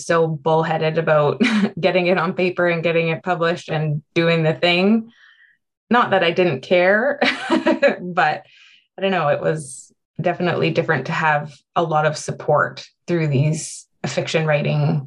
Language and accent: English; Prince George, British Columbia, Canada; now in Vancouver, Canada; we were growing up in Prince George in Northern British Columbia